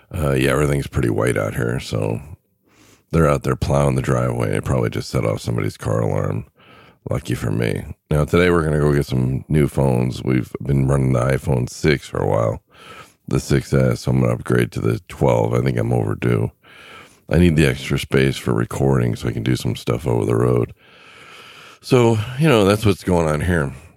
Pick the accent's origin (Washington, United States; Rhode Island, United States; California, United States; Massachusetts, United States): California, United States; moved away; I grew up in California